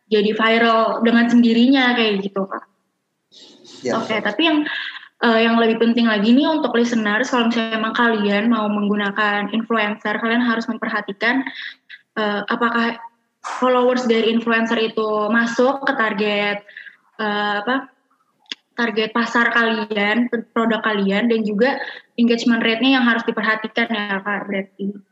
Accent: Jakarta, Indonesia; Karena emang aku juga sebagai orang Jakarta, aku kan juga suka makan seblak ya kak.

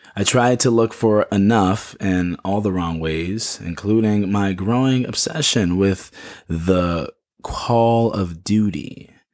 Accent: Chicago, Illinois, United States; Chicago, which is my hometown

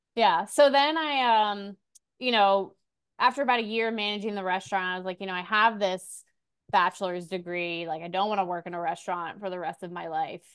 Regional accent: Orlando, Florida, United States; now in Castle Pines, United States; I was born in Orlando, Florida

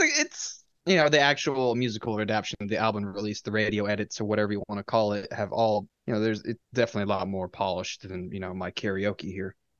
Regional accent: New England, United States; I am from New England

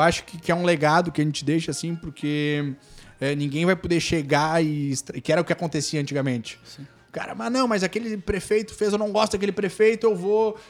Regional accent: Torres, Rio Grande do Sul, Brazil; also born or lived in Porto Alegre / Spain; sou nascido em Torres aí. É nativo da terra.

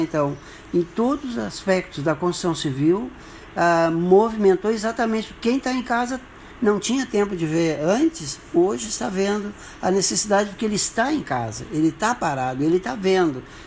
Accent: Santo Antônio, Brazil; Nasci em Santo Antônio, ali na Lomba Vermelha, e já faz um tempinho.

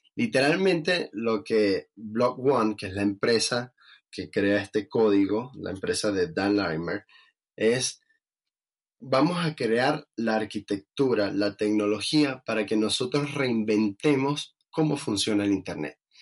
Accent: Venezuela; siendo venezolano

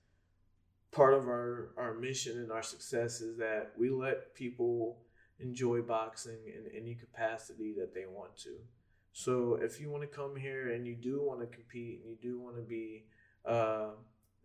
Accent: Fairless Hills, Pennsylvania, United States; also born or lived in England; I'm from Fairless Hills

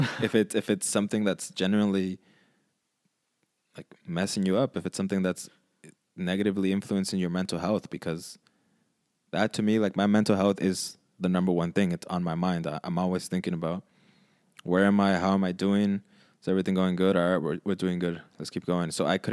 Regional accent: California, United States; Can you tell we're from California?

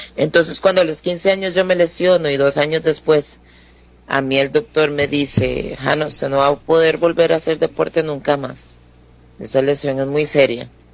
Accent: Alajuela, Costa Rica; also born or lived in Turrialba / Tarbaca de Mora; now in Mora, Costa Rica; yo nací en Alajuela, pero viví eh, unos años en Turrialba, de donde es mi papá. Ahí estuve, no sé, hasta los nueve años, tal vez. Eh, después nos vinimos para Alajuela otra vez

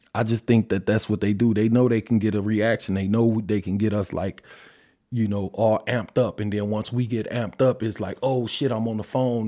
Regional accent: Detroit, Michigan, United States; I'm from Detroit

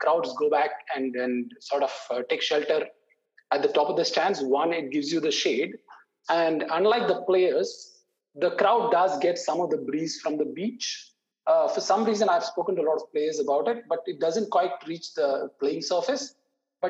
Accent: Chennai, Tamil Nadu, India; I come from Chennai and I've watched a lot of tests at Chepauk

